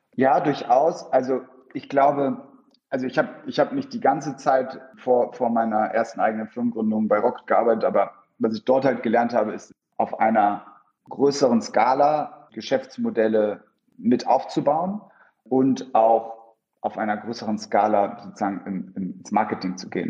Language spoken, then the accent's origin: German; Bremen, Germany; moved away as an adult; also born or lived in Soltau / United Kingdom / Schleswig-Holstein / London; now in Berlin, Germany; komme ursprünglich aus Norddeutschland, wurde in Bremen geboren, Kind von zwei polnischstämmigen Eltern und bin mittlerweile seit ja, über zehn Jahren in Berlin